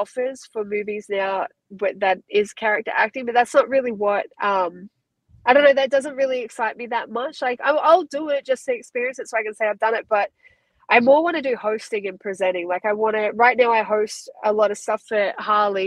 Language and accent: English; Australia; accent: Aussie; moved away as an adult; now in United States; my Aussie accent.